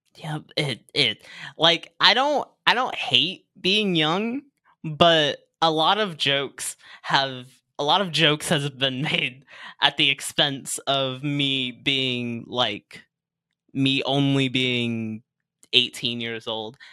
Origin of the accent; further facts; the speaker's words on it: Virginia Beach, Virginia, United States; also born or lived in Norfolk, Virginia; Born in Norfolk. Raised in mainly Virginia Beach